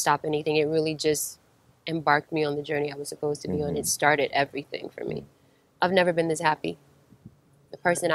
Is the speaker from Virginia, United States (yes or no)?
no; New York, United States; I'm from New York, but I was raised on, Southern values